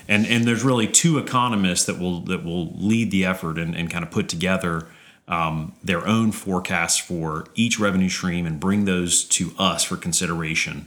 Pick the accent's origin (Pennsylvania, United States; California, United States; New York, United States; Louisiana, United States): Louisiana, United States; Baton Rouge; also born or lived in Austin, Texas; I grew up in Baton Rouge